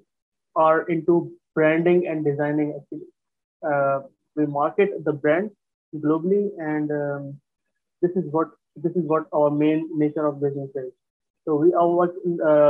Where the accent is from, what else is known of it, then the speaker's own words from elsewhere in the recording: Karachi, Sindh, Pakistan; also born or lived in Hyderabad, Pakistan; born in Hyderabad, Pakistan, and we shifted from Hyderabad to Karachi, from a smaller town to a larger, bigger town when I was 3 to 4 years old.